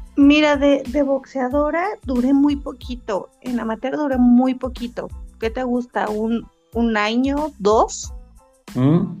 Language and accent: Spanish; San Juan del Río, Querétaro, Mexico; now in Tlalnepantla de Baz, Mexico; soy originaria de San Juan del Río Querétaro, pero represento orgullosamente al municipio de Clanepancla de Vaz